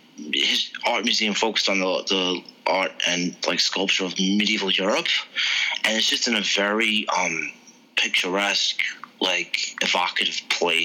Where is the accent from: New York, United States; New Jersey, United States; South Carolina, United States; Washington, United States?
New York, United States; New York City; I was born and raised in this city.